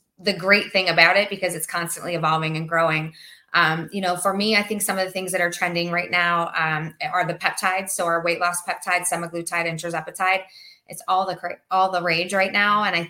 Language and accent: English; Pennsylvania, United States; now in Naples, United States; I'm from Pennsylvania.